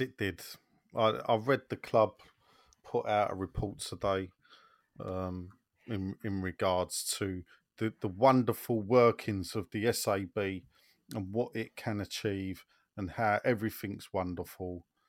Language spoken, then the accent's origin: English; London, United Kingdom; moved away as an adult; I know I don't live in Newham, but I'm a Newham boy, born and brought up, and I lived there for thirty-five years